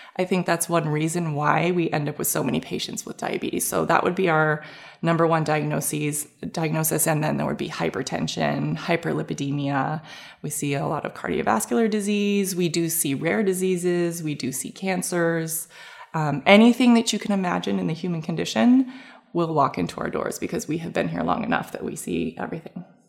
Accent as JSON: {"language": "English", "country": "Canada", "moved": "as an adult", "lives_now": "San Diego, United States", "said": "I was from Canada"}